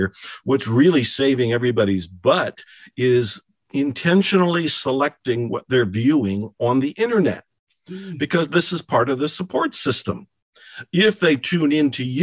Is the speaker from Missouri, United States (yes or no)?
no; Ohio, United States; moved away; I was born and raised in Ohio, and I left